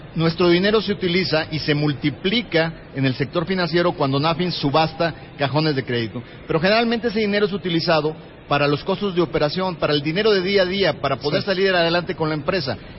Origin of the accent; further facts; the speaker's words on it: Mexico; se siente orgulloso como mexicano